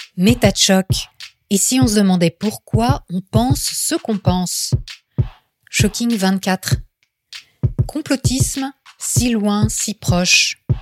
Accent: France; quand on est français

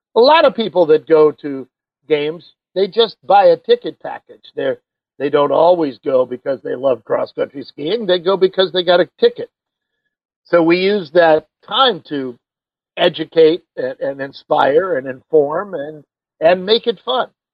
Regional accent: Vermont, United States; we're from Vermont

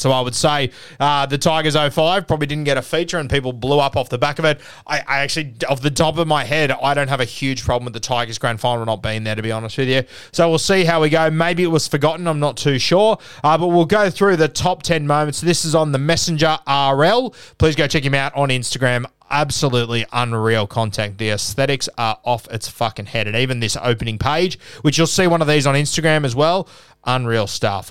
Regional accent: Sydney, New South Wales, Australia; I grew up in South Sydney

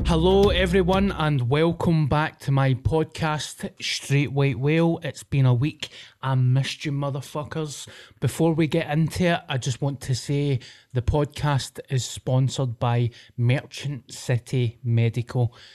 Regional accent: Paisley, Scotland, United Kingdom; as a Paisley boy when I was growing up

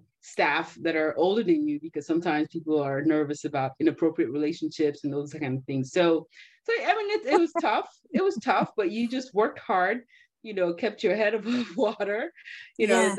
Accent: California, United States; also born or lived in Nigeria / Boston; I grew up in California, but I went to school on the East Coast

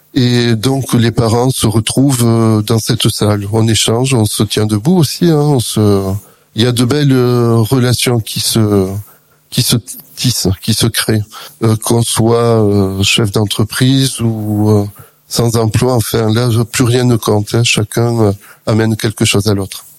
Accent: Perpignan, Occitania, France; je suis originaire de Perpignan

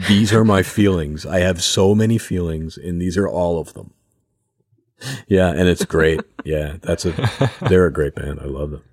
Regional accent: outside Philadelphia, Pennsylvania, United States; I'm from, like, right outside of Philadelphia.

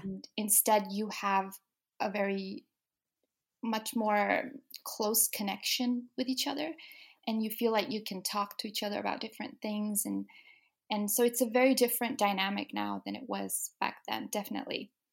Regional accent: Denmark; moved away as an adult; now in England, United Kingdom; I was born and raised in Denmark, so I've lived there my whole life.

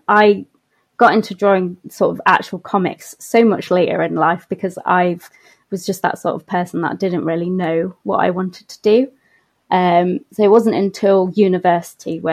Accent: Nottingham, East Midlands, United Kingdom; I was born and I grew up in Nottingham

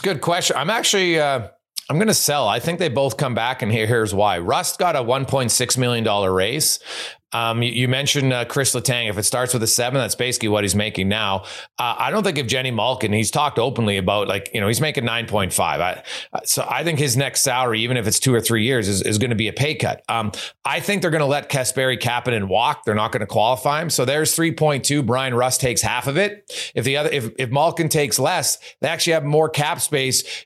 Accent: Edmonton, Alberta, Canada; growing up in Edmonton

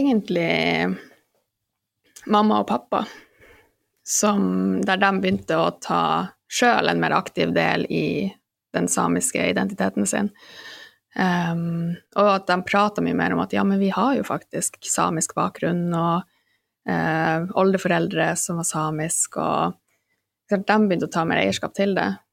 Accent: Alta, Finnmark, Norway; moved away as an adult; also born or lived in London; now in Oslo, Norway; jeg er født og oppvokst i Alta

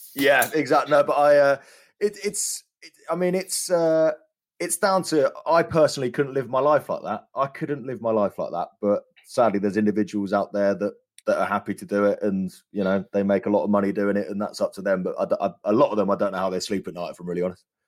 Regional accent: London, United Kingdom; I grew up around London

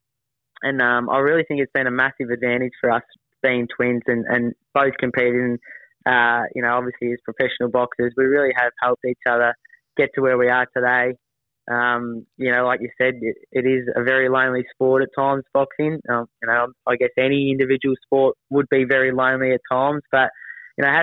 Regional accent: Melbourne, Victoria, Australia; I'm obviously a Melbourne boy and grew up in Melbourne

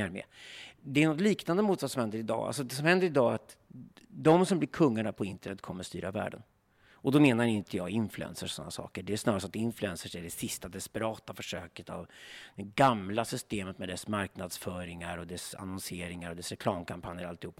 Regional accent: Sweden; vi svenskar

